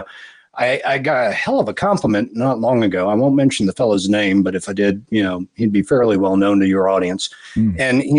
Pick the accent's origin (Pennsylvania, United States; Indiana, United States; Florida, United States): Florida, United States; moved away as an adult; also born or lived in Georgia; I grew up in Florida. I was born in Georgia, but, you know, family landed in Florida in the same county that Kennedy Space Center is in when I think I was six, and did not move away from there until I was 30